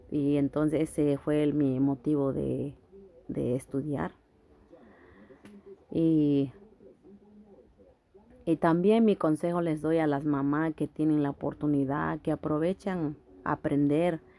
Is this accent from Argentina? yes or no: no; Guerrero, Mexico; now in New York, United States; Ah, yo soy de México, estado de Guerrero. Ah, pues eh, me motivó estudiar aquí, eh, estoy aquí en Nueva York Ah, en México yo no tuve la oportunidad de hacerlo